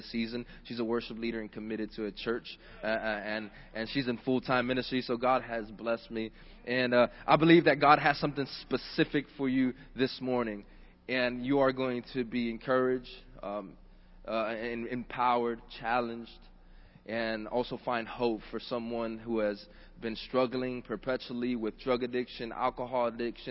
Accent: Miami-Dade, Florida, United States; Born and raised in Miami-Dade

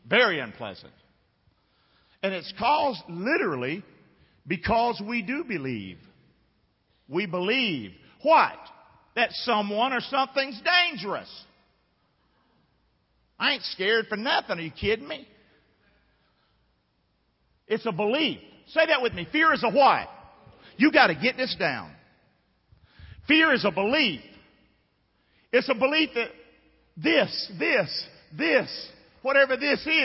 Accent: Rockingham, North Carolina, United States; moved away; I grew up in Rockingham

